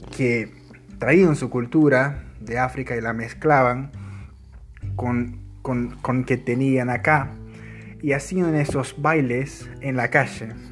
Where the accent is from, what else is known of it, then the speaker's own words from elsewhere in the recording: Uruguay; la cultura uruguaya, un poco de nuestra música, de nuestro idioma